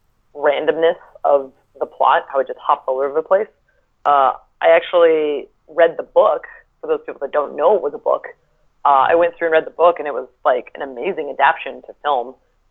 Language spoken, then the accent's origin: English; Seattle, Washington, United States; I'm from Seattle. I live right across the lake.